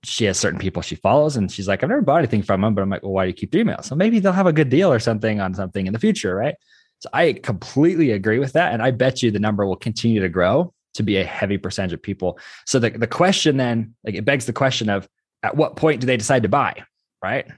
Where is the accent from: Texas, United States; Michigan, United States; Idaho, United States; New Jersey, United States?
Idaho, United States; I'm from Idaho